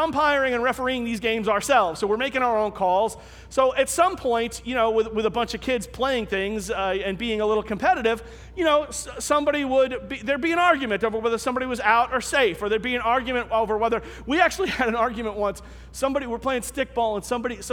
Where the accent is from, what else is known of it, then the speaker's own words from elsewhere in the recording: New York City, New York, United States; I grew up in Staten Island